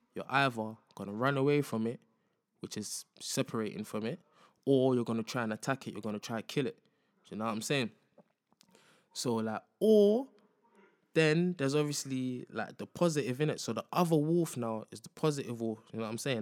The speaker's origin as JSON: {"language": "English", "region": "London", "country": "United Kingdom", "tie": "born or raised there", "said": "born and raised in London"}